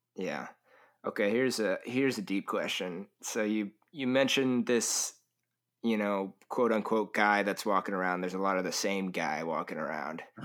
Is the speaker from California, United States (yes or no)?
yes; California, United States; I am from California